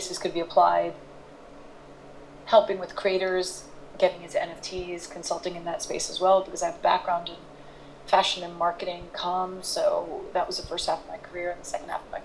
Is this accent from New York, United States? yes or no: yes; New York City, New York, United States; also born or lived in London; I am from New York City